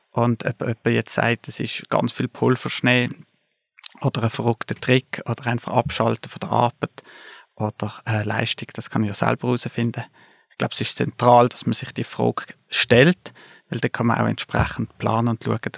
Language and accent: German; Basel, Basel-Stadt, Switzerland; now in Interlaken, Switzerland; Wie man hört, komme ich aus Basel, aber ich lebe in den Bergen, ich lebe in Interlaken.